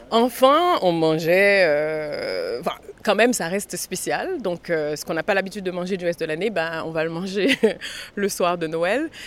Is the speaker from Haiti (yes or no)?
yes; Port-au-Prince, Haiti; J'ai grandi avec des salles de cinéma, oui. À un moment donné, après le tremblement de terre, il n'y en a plus, mais j'ai grandi avec des salles de cinéma